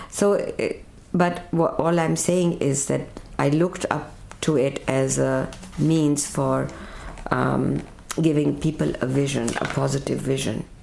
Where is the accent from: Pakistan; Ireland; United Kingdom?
Pakistan; also born or lived in India; I grew up in Pakistan. I lived in India for several years and then went back to Pakistan.